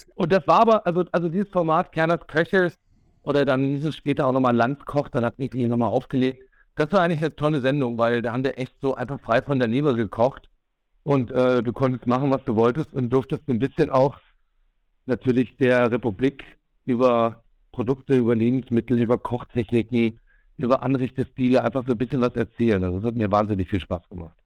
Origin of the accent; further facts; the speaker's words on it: North Hesse, Germany; ich komme aus Nordhessen.